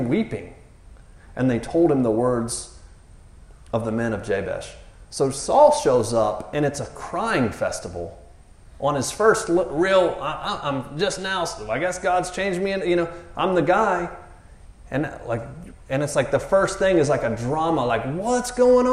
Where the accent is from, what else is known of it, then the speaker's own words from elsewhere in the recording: the South, United States; I'm from the South